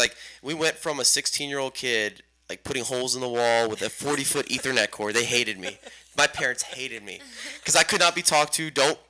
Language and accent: English; Houston, Texas, United States; I'm from Houston.